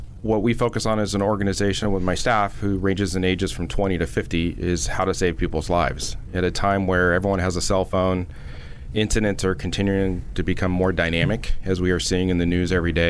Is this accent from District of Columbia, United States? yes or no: no; Nevada City, California, United States; I grew up in a small town in California called Nevada City.